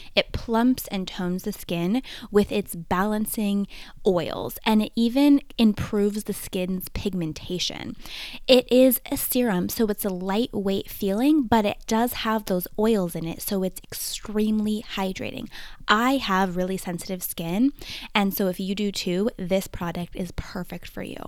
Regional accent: New Hampshire, United States; I grew up in New Hampshire

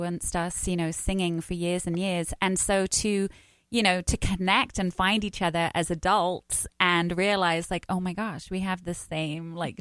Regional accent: United Kingdom; I'm British.

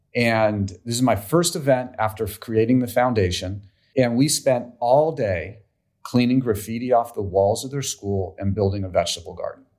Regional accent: Menlo Park, California, United States; I grew up in Menlo Park.

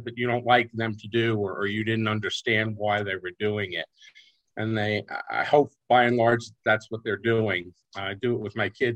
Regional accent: New York, United States; I grew up in New York State

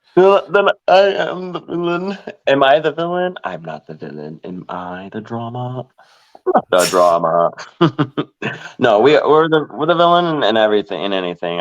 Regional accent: Orlando, Florida, United States; born and raised in Orlando, Florida

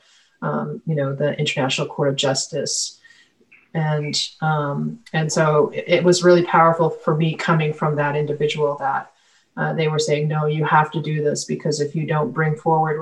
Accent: Penobscot Nation, Maine, United States; I'm from the Penobscot Nation

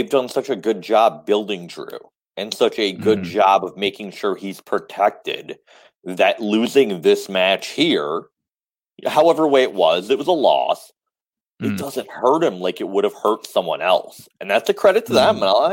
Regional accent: Detroit, Michigan, United States; I'm from Detroit

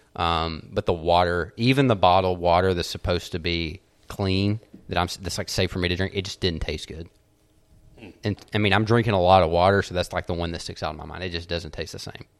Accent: United States; I'm American

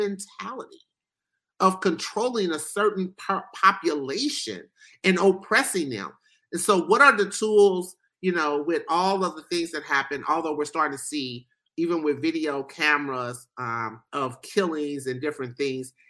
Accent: Ohio, United States; Here where I live and born and raised in Ohio

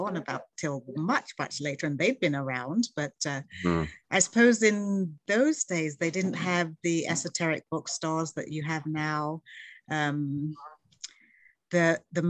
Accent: London, United Kingdom; now in Canada; we grew up in London

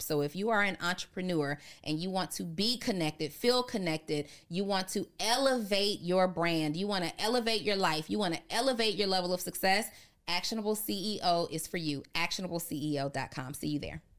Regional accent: Atlanta, Georgia, United States; I grew up on Camp Creek

